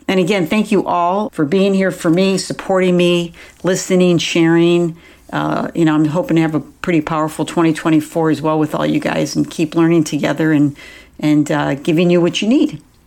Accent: Buffalo, New York, United States; moved away; I grew up in Buffalo, New York

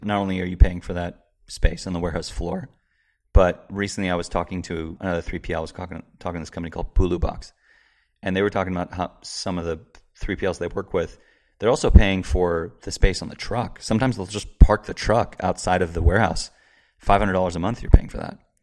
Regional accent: Marin County, Bay Area, California, United States; also born or lived in San Francisco / San Luis Obispo / Seattle; I was born in San Francisco, raised in the Bay Area, Marin County.

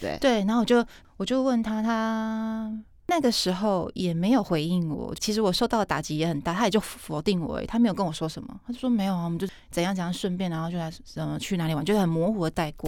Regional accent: southern Taiwan, Taiwan; 我南部人

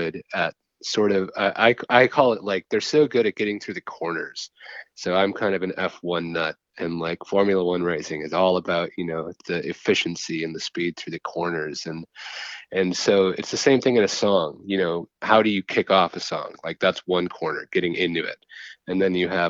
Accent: Waldo, Wisconsin, United States; I'm originally from Waldo, Wisconsin, 400 people

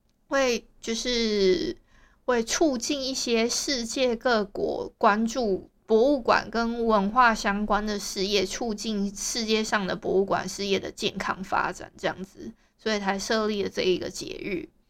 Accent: Hualien County, Taiwan; 因为我是花莲人。

